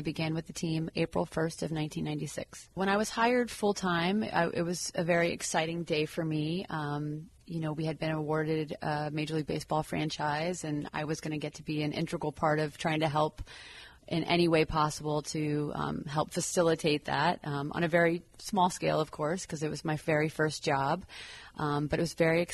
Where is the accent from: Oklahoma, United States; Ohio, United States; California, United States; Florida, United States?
Florida, United States; St. Petersburg; I was born and raised in St. Pete. I was born at Bayfront Medical Center